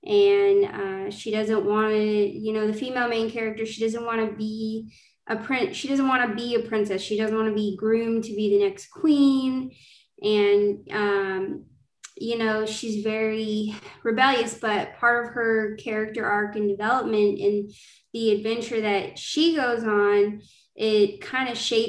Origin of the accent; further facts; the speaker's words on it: Georgia, United States; I'm a fantasy indie author. I'm from Georgia, and I'm excited to talk about my first fantasy series